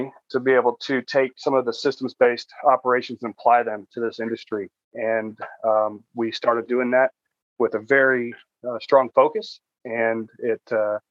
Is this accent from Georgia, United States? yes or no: yes; Atlanta, Georgia, United States; We grew up in Gwinnett County, so we've been native to Atlanta